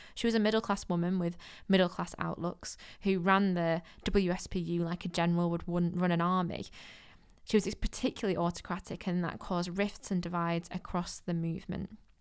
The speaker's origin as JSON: {"language": "English", "town": "Manchester", "region": "North West England", "country": "United Kingdom", "said": "I'm from Manchester"}